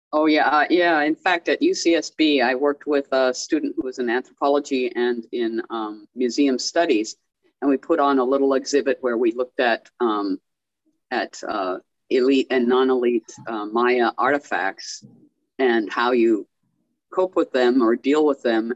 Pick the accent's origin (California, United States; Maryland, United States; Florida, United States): California, United States; now in Belize; I'm from California.